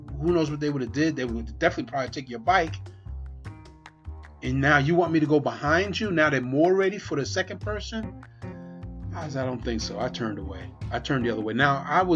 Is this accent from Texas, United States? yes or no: no; New York City, New York, United States; now in Pennsylvania, United States; one of my brothers I grew up with in Brooklyn, New York